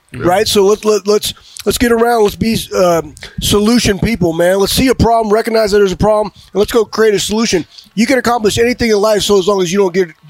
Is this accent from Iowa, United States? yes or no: yes; Cedar Rapids, Iowa, United States; I'm from Iowa. I was born in Cedar Rapids, Iowa